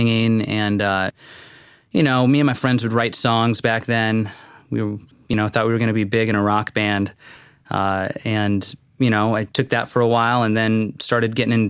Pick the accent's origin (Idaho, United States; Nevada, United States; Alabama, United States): Nevada, United States; Las Vegas; moved away as an adult; also born or lived in Fullerton, California / Corpus Christi, Texas; now in San Diego, United States; Las Vegas, Nevada. Born and raised there